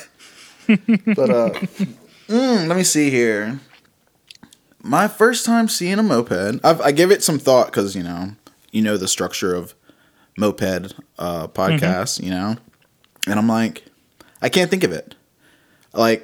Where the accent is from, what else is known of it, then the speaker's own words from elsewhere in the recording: Richmond, Virginia, United States; I grew up in like the West End of Richmond